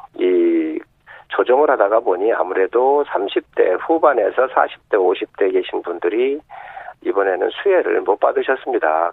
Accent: South Chungcheong, South Korea; 서산 태안 출신

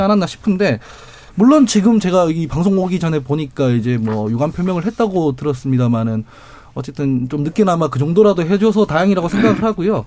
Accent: Daegu, South Korea; 제가 대구 출신인데

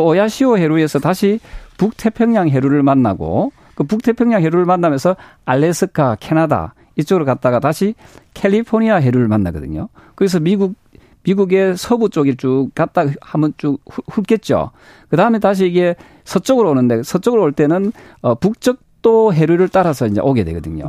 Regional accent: Busan, South Korea; 부산 출신인데도

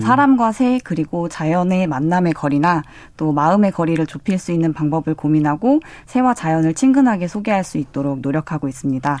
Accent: Seocheon, South Chungcheong, South Korea; 제 고향이 충남 서천이거든요

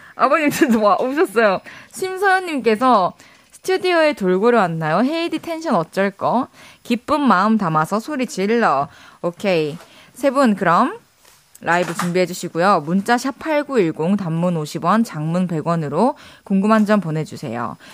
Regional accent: Masan, South Gyeongsang, South Korea; moved away; also born or lived in Daegu / Busan; 대구에서 태어나서. 네. 마산에서 자랐고. 아. 부산에서 대학교를 나왔어요

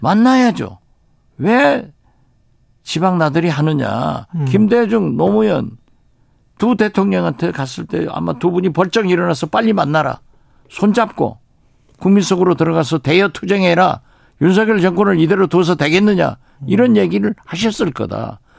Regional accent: Haenam, Jindo, Wando, South Jeolla, South Korea; moved away; also born or lived in Mokpo; 제 고향 해남 진도 완도에서

